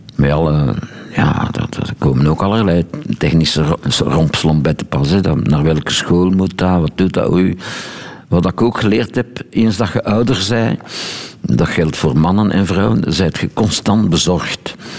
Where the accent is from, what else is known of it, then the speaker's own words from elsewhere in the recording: Boom, Flanders, Belgium; moved away; Als ik nu naar mijn geboortestreek rijd